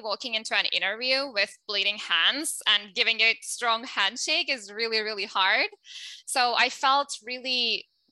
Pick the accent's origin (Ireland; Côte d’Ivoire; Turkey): Turkey; English is a second language; moved away; I'm originally from Turkey, as you can tell from my accent